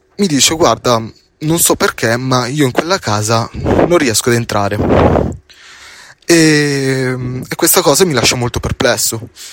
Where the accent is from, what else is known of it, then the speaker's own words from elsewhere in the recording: Palermo, Sicily, Italy; in siciliano perché io sono palermitano